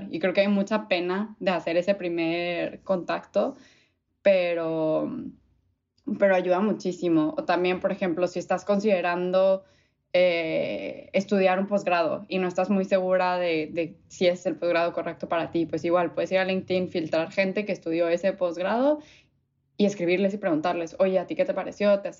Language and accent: Spanish; Mexico City, Mexico; born there; Eh, nací en la Ciudad de México, pero me considero regia de corazón.